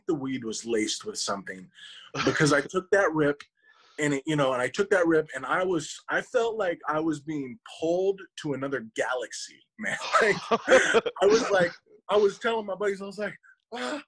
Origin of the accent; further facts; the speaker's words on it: Paradise, California, United States; also born or lived in Chico, California; Originally from Paradise, California